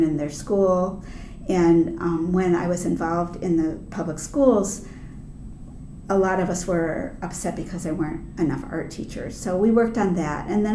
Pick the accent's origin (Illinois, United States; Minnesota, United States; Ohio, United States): Ohio, United States; Shaker Heights; I grew up here. I'm a third generation Clevelander, and I grew up in Shaker Heights and went to Shaker Heights High School